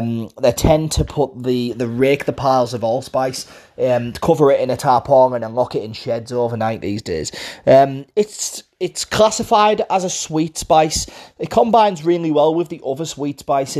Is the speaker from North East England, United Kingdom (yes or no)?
yes; Middlesbrough, North East England, United Kingdom; accent: Borough; I hope you can understand my Borough accent. I'm from Middlesbrough in the northeast of England.